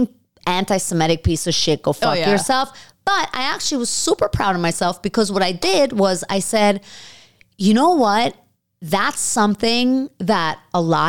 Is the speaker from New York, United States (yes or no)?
yes; New York, United States; I'm Jewish and, you know, I grew up in New York